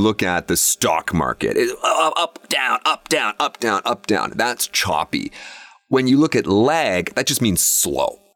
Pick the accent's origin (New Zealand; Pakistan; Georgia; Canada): Canada; my Canadian countrymen